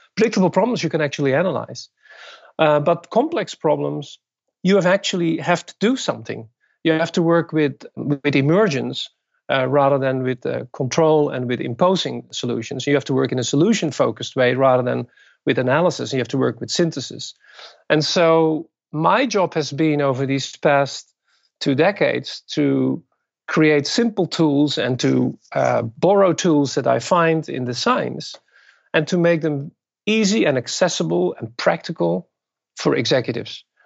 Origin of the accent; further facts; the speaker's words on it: Netherlands; moved away as an adult; also born or lived in Japan; now in Brooklyn, United States; I was born and raised in the Netherlands and, and got my education there